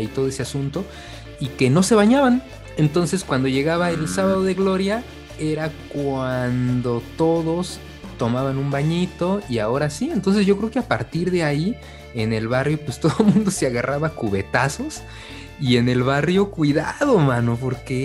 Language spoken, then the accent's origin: Spanish; Mexico City, Mexico; para nosotros como chilangos